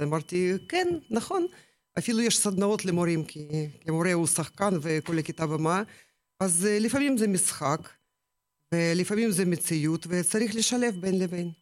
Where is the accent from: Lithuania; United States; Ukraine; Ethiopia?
Ukraine; Hebrew is a second language; moved away as an adult; now in Israel; האזור ממנו באתי, מאוקראינה, גם mm-hmm. לא רחוק מהים השחור. כל mm-hmm. החיים שלי, כל, כל הילדות שלי רשם שם